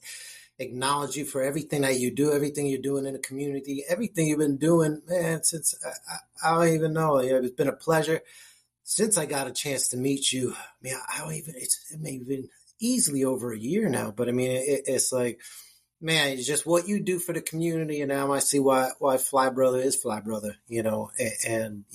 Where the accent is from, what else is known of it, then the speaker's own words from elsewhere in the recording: New Jersey, United States; moved away as an adult; now in Jacksonville, United States; I'm born and raised in Jersey. I live in Jacksonville, Florida now